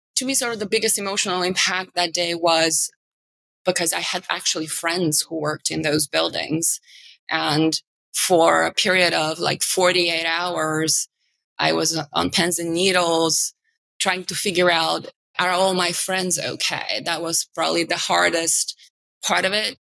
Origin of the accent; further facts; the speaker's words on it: Bulgaria; moved away as an adult; also born or lived in New York; now in New York City, United States; I'm from Eastern Europe